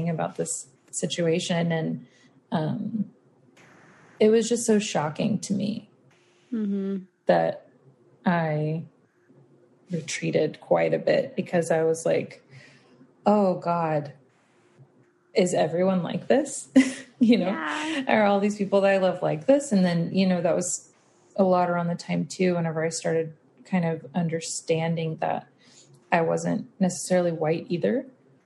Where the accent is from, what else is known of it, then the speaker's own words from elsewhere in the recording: South Texas, United States; grew up in the South. I grew up in like South Texas, right on the border of Louisiana, like very country